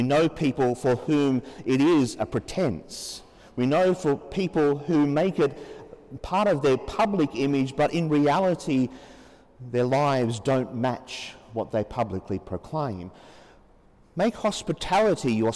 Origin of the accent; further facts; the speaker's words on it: Australia; as Australian Christians